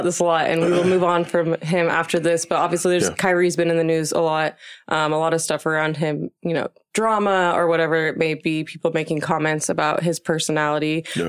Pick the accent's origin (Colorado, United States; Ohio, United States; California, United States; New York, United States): Colorado, United States; Boulder; I'm from Boulder.